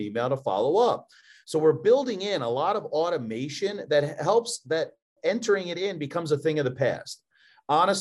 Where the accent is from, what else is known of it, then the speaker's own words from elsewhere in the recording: Philadelphia, Pennsylvania, United States; accent: Philly; now in Louisville, United States; My Philly accent can't be transcribed. It's too aggressive